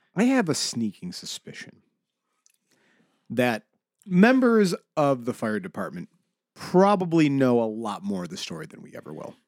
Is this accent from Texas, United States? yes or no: no; Buffalo, New York, United States; I am from South Buffalo originally